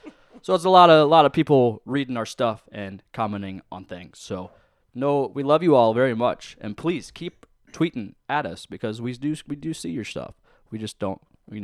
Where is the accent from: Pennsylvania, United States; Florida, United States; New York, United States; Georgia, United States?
New York, United States; Lancaster; I'm from Lancaster. Leave me alone.